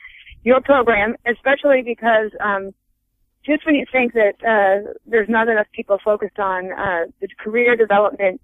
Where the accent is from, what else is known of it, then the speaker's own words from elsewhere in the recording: Colorado, United States; also born or lived in Wyoming; I grew up in a rural area in Wyoming and Colorado.